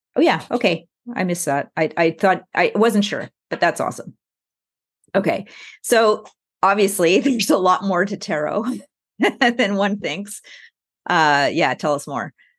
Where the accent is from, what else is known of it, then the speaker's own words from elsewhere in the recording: Montreal, Quebec, Canada; I come from Montreal